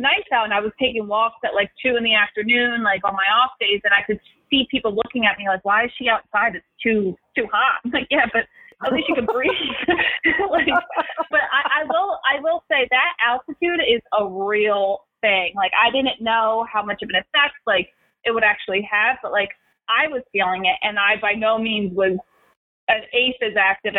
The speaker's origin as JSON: {"language": "English", "town": "Philadelphia", "region": "Pennsylvania", "country": "United States", "said": "I'm from Philadelphia, I'm from the East Coast"}